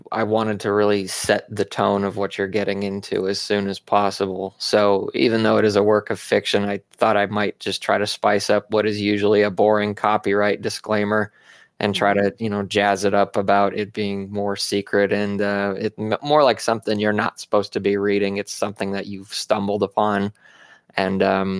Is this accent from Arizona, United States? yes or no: yes; Arizona, United States; I grew up in Arizona